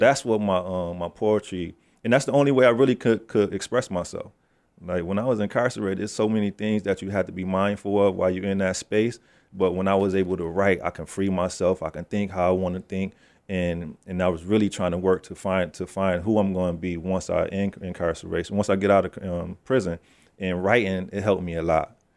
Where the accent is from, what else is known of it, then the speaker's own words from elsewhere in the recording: Sayo Street, New York, United States; I come from Sayo Street.